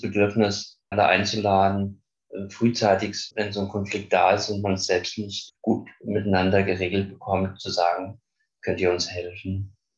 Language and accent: German; Frankfurt, Hesse, Germany; ich komme aus Frankfurt